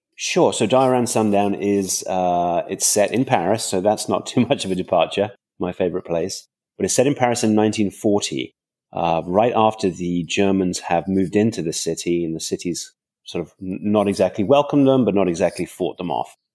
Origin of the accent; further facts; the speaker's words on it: countryside just outside London, England, United Kingdom; I grew up in England, uh, on a farm in the, in the countryside just outside London